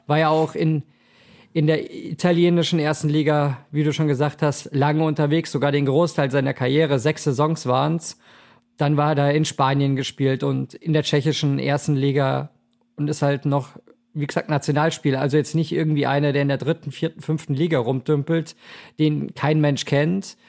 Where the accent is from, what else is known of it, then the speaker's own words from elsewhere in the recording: Munich, Bavaria, Germany; now in Cologne, Germany; da wo ich ursprünglich herkomme aus München, da sagt man auch Fasching, aber ich bin ja mittlerweile hier, ja, sozialisiert in Köln